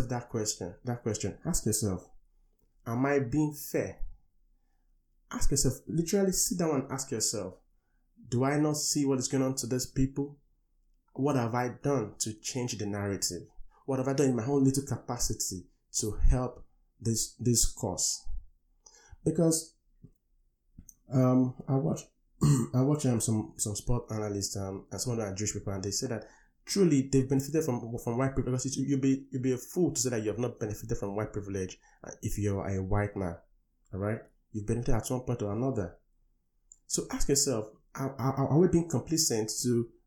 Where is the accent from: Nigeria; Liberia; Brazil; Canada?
Nigeria; moved away; I come from Africa, from Nigeria